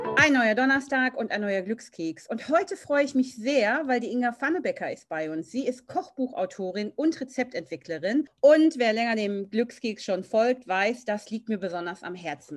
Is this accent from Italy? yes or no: no; Germany; als Deutsche, die in Deutschland aufgewachsen sind